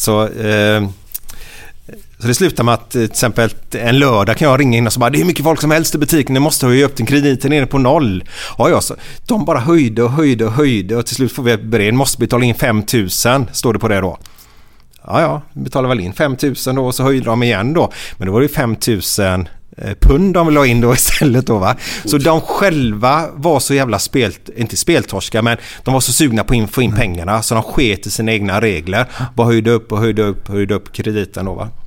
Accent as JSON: {"language": "Swedish", "town": "Gothenburg", "region": "Västra Götaland", "country": "Sweden", "tie": "born or raised there", "said": "jag och Uffe då, vi är uppvuxna tillsammans på Kar Karniolgatan"}